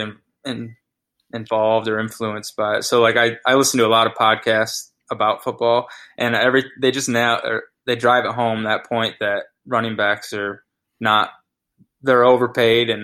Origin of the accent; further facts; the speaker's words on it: near Buffalo, New York, United States; moved away as an adult; now in Charlotte, United States; Grew up in New York